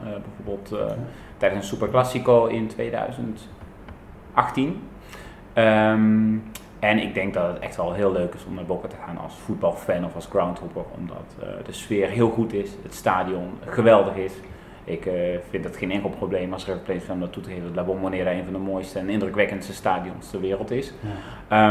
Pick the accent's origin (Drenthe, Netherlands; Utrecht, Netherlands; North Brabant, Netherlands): North Brabant, Netherlands; Tilburg; moved away as an adult; now in Buenos Aires, Argentina; ik kom oorspronkelijk uit Tilburg